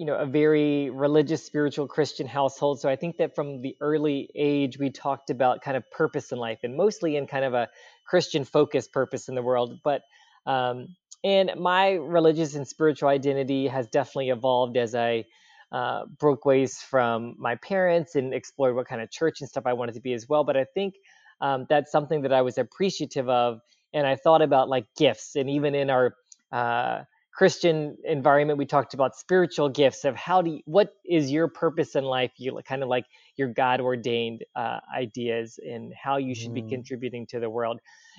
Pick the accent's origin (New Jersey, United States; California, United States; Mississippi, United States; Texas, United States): Mississippi, United States; Gulfport; I was born and raised in Gulfport, Mississippi